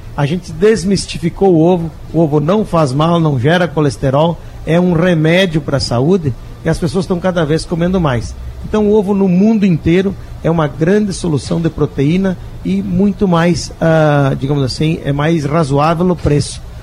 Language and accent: Portuguese; Rio Grande do Sul, Brazil; Eu, felizmente, sou do sul, sou do Rio Grande do Sul, gaúcho